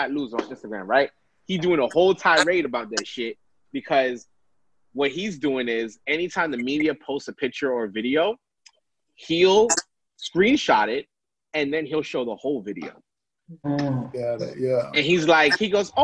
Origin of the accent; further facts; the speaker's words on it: New York City, New York, United States; also born or lived in Vermont; I grew up in Brooklyn, New York.